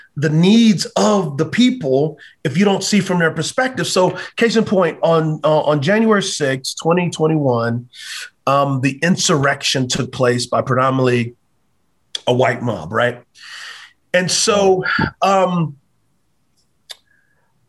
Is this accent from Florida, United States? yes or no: no; Texas, United States; I grew up in Texas. Like, we celebrated Juneteenth.